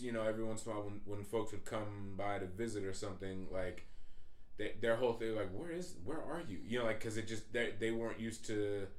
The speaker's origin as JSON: {"language": "English", "region": "Massachusetts", "country": "United States", "said": "even though I'm not from L.A., or just the West Coast, period. I'm from Massachusetts."}